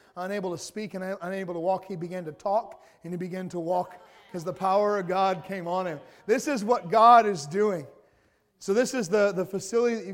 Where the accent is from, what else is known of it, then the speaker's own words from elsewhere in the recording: the South, United States; I'm from the South, so we say y'all.